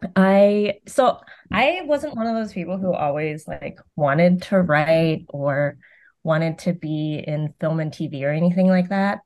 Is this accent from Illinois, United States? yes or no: no; Concord, California, United States; also born or lived in Vietnam; grew up in Concord, California